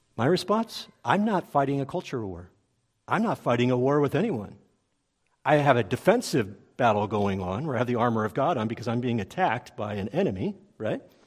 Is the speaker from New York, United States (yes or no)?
no; Los Angeles, California, United States; I grew up in the Los Angeles area.